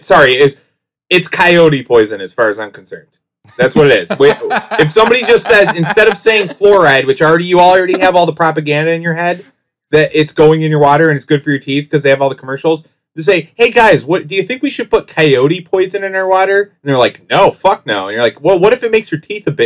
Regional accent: Whitesville, New York, United States; I grew up in the Whitesville, New York, is out in the country

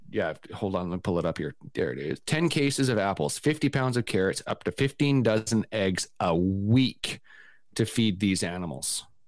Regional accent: Vancouver, British Columbia, Canada; I grew up in Vancouver

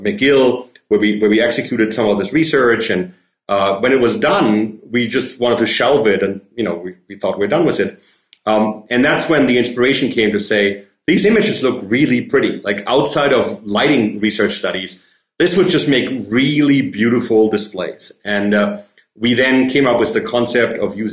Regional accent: Germany; English is a second language; moved away as an adult; also born or lived in Vancouver, Canada; now in Montreal, Canada; I grew up in Germany, obviously speak German.

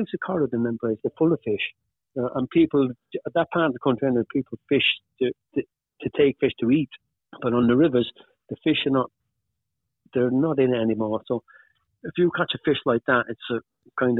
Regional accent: Wales, United Kingdom; moved away as an adult; also born or lived in Pontypool / Undy / Manchester; now in Ireland; I was brought up in Wales

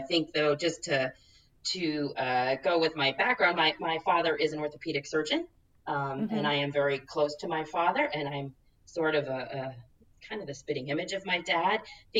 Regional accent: New Jersey, United States; also born or lived in Rhode Island; now in Pacific Northwest, United States; I grew up in New Jersey. I'm an East Coast girl, probably to the core, even though I've somehow ended up in the Pacific Northwest.

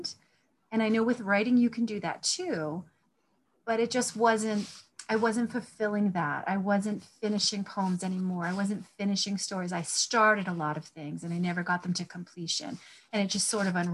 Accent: Glocester, Rhode Island, United States; I was born and raised in Gloucester, Rhode Island, out in the woods

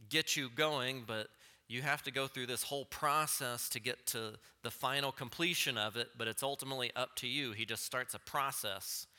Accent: Texas panhandle, United States; growing up in the Texas panhandle

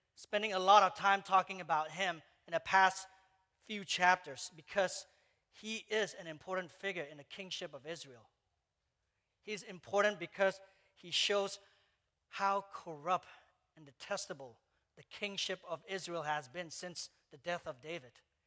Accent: Malaysia; moved away; I grew up in Malaysia

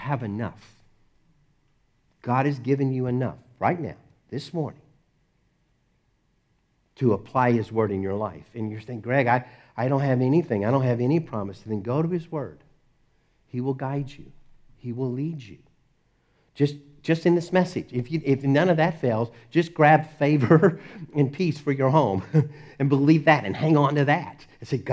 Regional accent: Dallas, Texas, United States; I grew up in Dallas

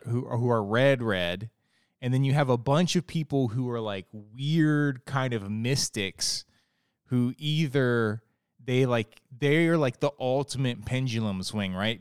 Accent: Ohio, United States; moved away as an adult; also born or lived in Florida / Arizona; now in Virginia, United States; I grew up in Ohio, very flat

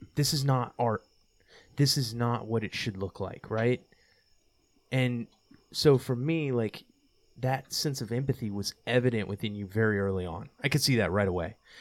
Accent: Texas, United States; I came from Texas

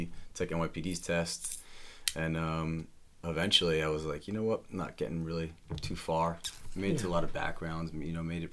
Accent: Connecticut, United States; born and raised in Connecticut.

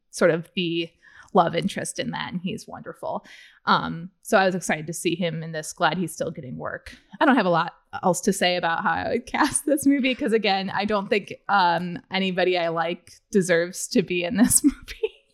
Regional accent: Central Illinois, United States; I'm from Central Illinois

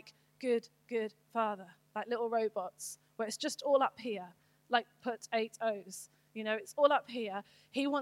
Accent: United Kingdom; I'm British

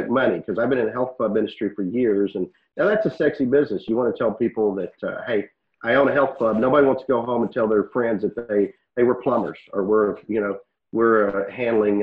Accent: Waco, Texas, United States; Today's the headquarters in Waco, that's my hometown

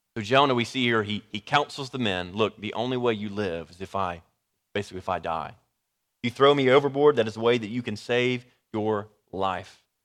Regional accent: Dallas, Texas, United States; I'm from the Dallas area

